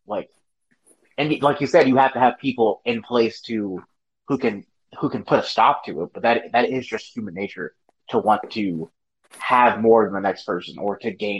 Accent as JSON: {"language": "English", "region": "Maryland", "country": "United States", "tie": "born or raised there", "moved": "yes", "lives_now": "Texas, United States", "said": "obviously I'm from Maryland, like you mentioned earlier."}